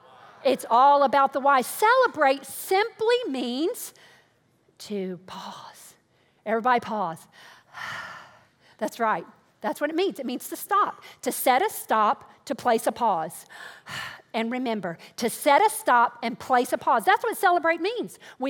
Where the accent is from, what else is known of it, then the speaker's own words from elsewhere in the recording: the South, United States; I come from the South.